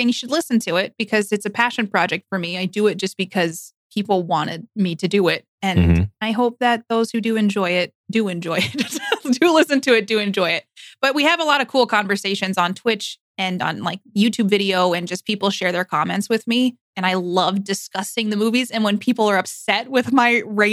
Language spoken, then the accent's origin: English; New York, United States; I'm from New York